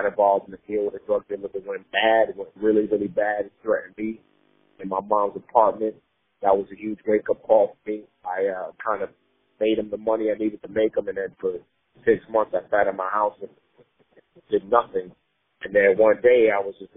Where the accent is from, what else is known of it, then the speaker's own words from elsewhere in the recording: New York City, New York, United States; also born or lived in Nigeria; Growing up in the Bronx